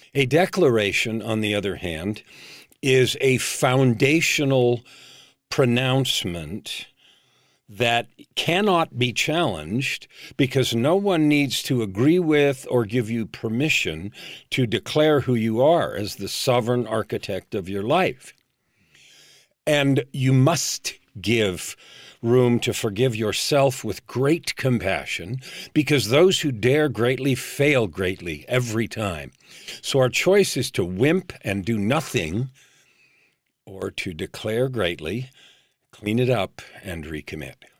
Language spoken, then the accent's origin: English; San Francisco Bay Area, California, United States; I grew up in San Francisco Bay Area during the time when hippies showed up